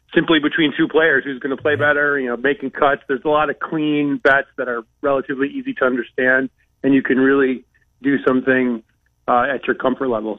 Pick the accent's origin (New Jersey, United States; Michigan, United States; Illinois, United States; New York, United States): Michigan, United States; Saginaw; now in Connecticut, United States; growing up in Saginaw, Michigan, in a factory town